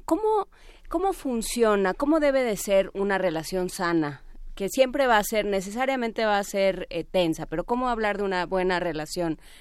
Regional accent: Mexico; nos afecta en México y que tenemos que resolver como mexicanos

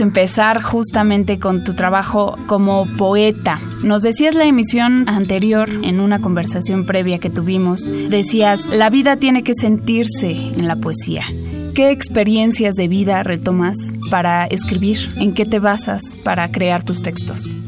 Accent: Mexico; Yo soy mexicana, hablo español

